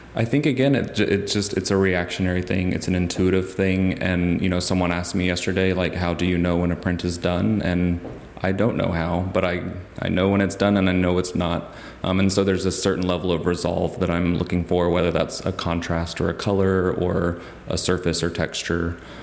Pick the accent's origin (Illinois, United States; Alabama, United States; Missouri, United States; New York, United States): Alabama, United States; Huntsville; moved away as an adult; also born or lived in Philadelphia / Maine; now in Athens, Georgia, United States; I grew up in Huntsville, Alabama, which is known as the Rocket City